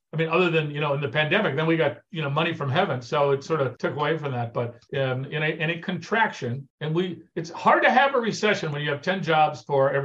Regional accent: California, United States; moved away as an adult; now in Washington, United States; I came from Southern California. I mean, every other person I know was a mortgage broker, right? In Southern California.

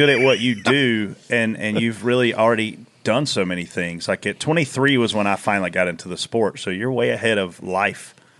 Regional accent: Pageland, South Carolina, United States; born or raised there; also born or lived in Lancaster, South Carolina

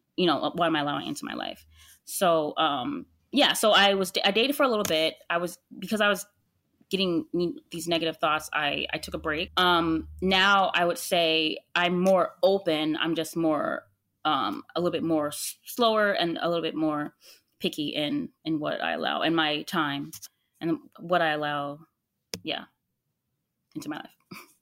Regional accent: United States; I'm American

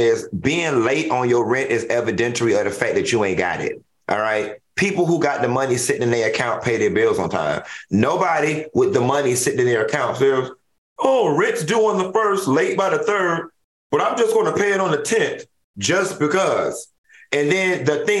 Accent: Miami, Florida, United States; I'm from Miami

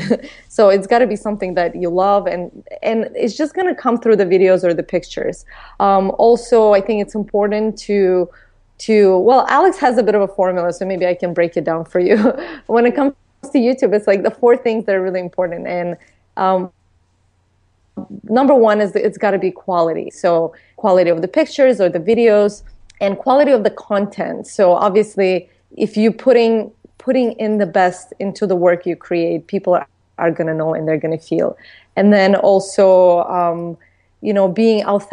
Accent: Baku, Azerbaijan; moved away; as a young girl, like growing up in Baku, Azerbaijan

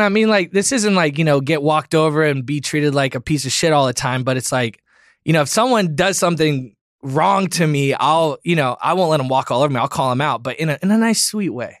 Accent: Florida, United States; growing up in Florida

